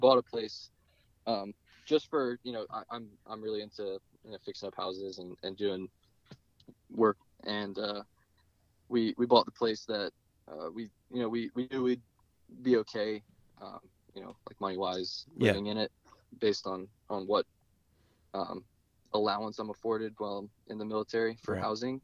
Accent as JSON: {"language": "English", "region": "New Jersey", "country": "United States", "tie": "born or raised there", "moved": "as an adult", "lives_now": "Hawaii, United States", "said": "I grew up surfing in New Jersey"}